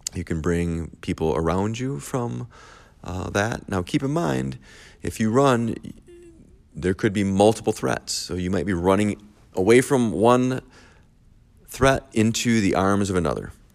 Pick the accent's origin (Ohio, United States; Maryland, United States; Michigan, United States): Michigan, United States; I am from Michigan